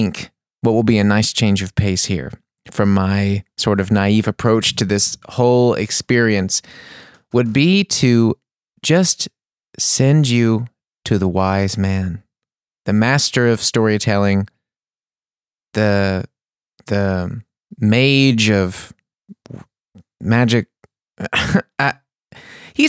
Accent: United States; I'm the American guy

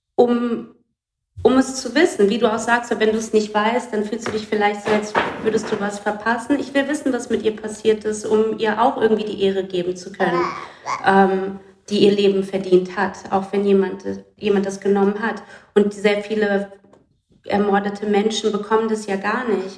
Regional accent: Brazil; moved away; Ich komme aus dem Land

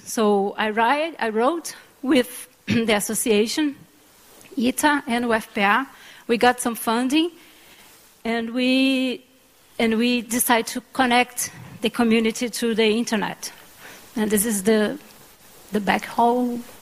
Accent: Pará, Brazil; I'm from Pará too

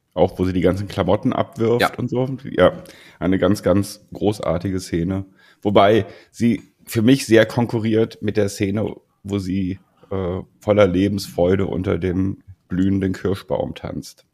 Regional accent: Germany; bei uns in Deutschland

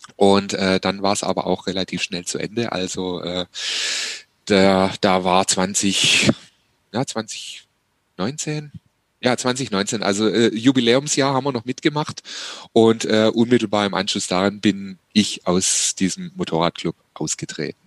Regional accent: Heilbronn, Baden-Württemberg, Germany; meine Heimatstadt Heilbronn

